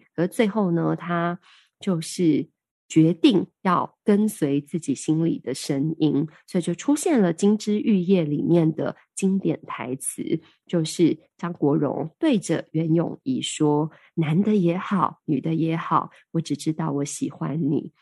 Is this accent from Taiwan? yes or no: yes; Taiwan; 我们台湾人